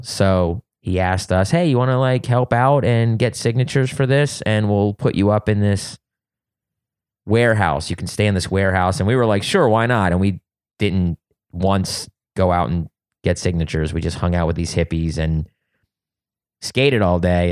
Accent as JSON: {"language": "English", "area": "suburbs of Philadelphia", "region": "Pennsylvania", "country": "United States", "tie": "born or raised there", "also_born_or_lived": "Wilmington, Delaware / Ohio / California", "moved": "yes", "said": "I grew up in the suburbs of Philadelphia"}